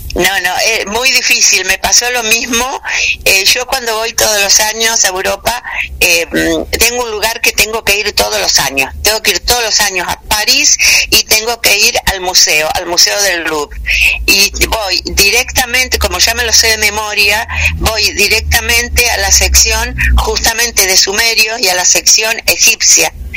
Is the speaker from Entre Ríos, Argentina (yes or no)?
yes; Victoria, Entre Ríos, Argentina; Yo nací en Victoria, que es acá provincia de Entre Ríos, este, y desde muy niña estuve rodeada tanto por mi padre como mis abuelos